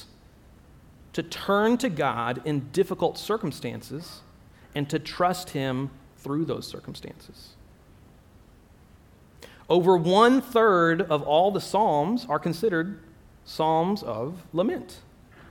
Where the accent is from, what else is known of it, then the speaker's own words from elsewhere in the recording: Texas, United States; moved away as an adult; now in Abu Dhabi, United Arab Emirates; I'm from the United States, originally from Texas